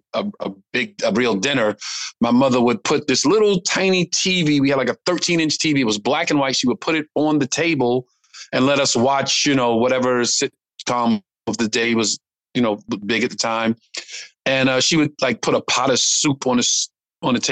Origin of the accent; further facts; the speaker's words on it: New York City, New York, United States; growing up in Brooklyn